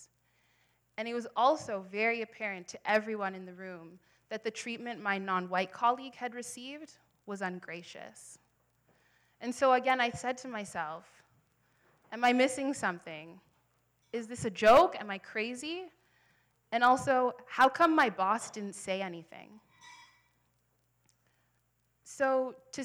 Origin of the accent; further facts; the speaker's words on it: Ottawa, Ontario, Canada; also born or lived in Halifax, Canada; now in Toronto, Canada; I was born in Halifax. I grew up in Ottawa, and now I live here in Toronto.